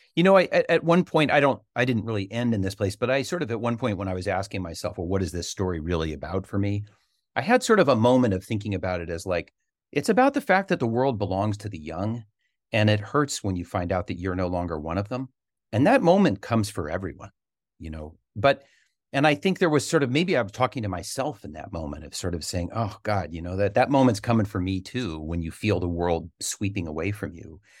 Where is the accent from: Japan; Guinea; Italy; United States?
United States; Berkeley, California; I loved growing up in Berkeley